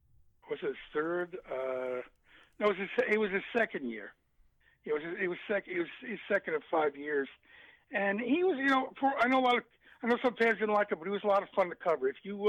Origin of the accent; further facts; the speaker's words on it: Long Island, New York, United States; The only schools, Matt, I applied to was Hofstra and St. John's growing up on Long Island.